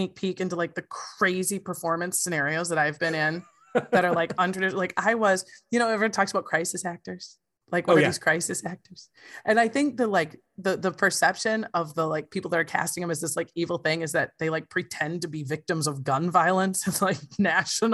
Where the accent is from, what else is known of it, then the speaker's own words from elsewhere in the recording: Wisconsin Rapids, Wisconsin, United States; we are driving from Wisconsin Rapids, Wisconsin